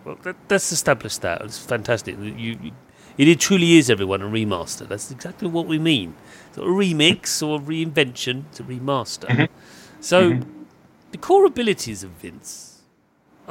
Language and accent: English; United Kingdom; being British